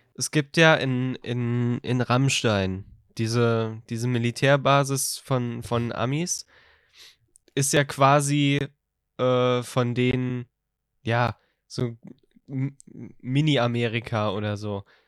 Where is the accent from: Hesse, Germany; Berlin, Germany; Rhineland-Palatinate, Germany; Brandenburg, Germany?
Rhineland-Palatinate, Germany; bei uns